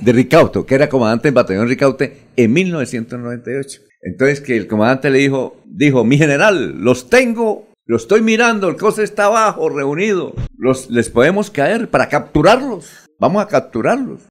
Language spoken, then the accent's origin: Spanish; Barichara, Santander, Colombia; yo soy de Barichana